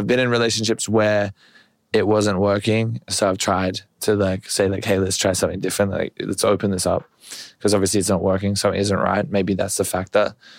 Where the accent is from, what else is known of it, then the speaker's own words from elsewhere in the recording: Australia; I'm 6'6". I'm Australian.